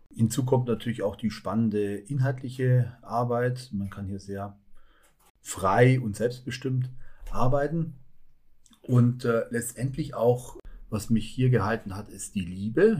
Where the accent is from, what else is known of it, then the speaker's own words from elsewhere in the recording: Allgäu, Bavaria, Germany; moved away as an adult; also born or lived in Augsburg; now in Nordhausen, Germany; für mich als Allgäuer